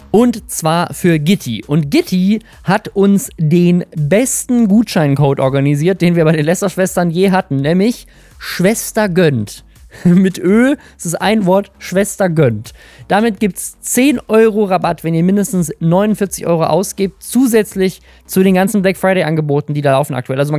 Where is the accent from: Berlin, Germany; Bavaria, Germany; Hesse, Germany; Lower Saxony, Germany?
Lower Saxony, Germany; Oldenburg; in meiner Heimatstadt Oldenburg, in der ich auch wohne und arbeite